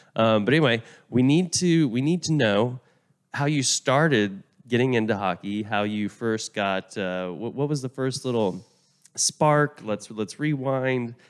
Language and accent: English; Oklahoma, United States; I'm from Oklahoma